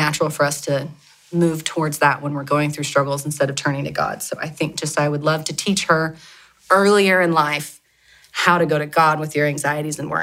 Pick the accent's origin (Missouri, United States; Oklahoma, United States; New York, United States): Oklahoma, United States; Oklahoma City; also born or lived in Dallas, Texas; I grew up here in Oklahoma City, lived with my parents and my sister